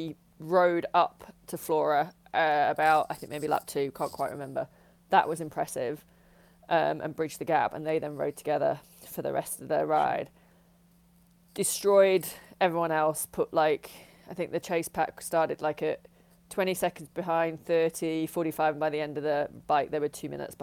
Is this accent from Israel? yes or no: no; United Kingdom; I'm British